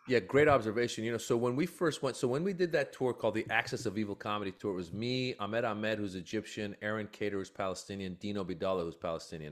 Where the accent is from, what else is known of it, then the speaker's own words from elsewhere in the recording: Iran; now in United States; I was born in Iran